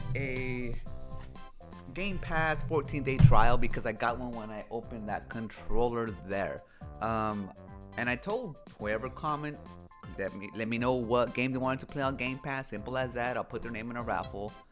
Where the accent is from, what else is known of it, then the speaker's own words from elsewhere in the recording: United States; Hispanic-born American, um, because, like, even though I have a parent that was born in Mexico, I'm not Mexican